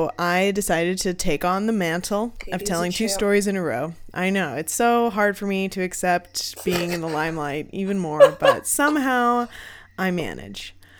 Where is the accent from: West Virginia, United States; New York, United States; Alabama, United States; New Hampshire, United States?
New Hampshire, United States; now in Maine, United States; I'm from New Hampshire, so I'm from away. They'll never accept me.